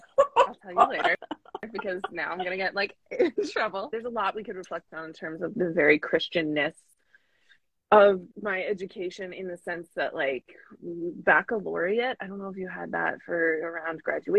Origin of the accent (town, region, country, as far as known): near Monroe / Kiryas Joel, New York, United States; born or raised there; moved away